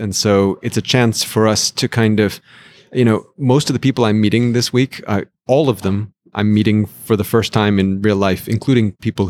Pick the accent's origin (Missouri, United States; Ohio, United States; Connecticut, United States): Connecticut, United States; Greenwich; moved away; I grew up actually in the suburbs of New York.